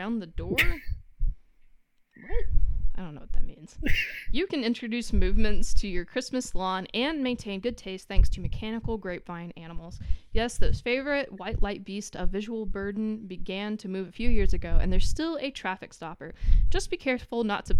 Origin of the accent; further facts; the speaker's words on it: the South, United States; I grew up in the South.